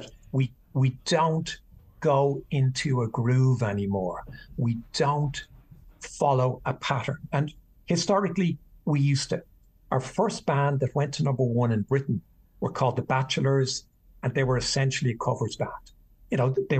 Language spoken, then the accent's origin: English; Ireland; I grew up at a time where traditional Irish music